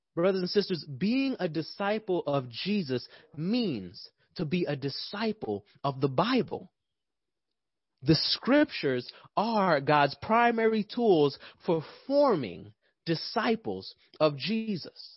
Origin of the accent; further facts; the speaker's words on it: New York, United States; now in Atlanta, United States; I'm from New York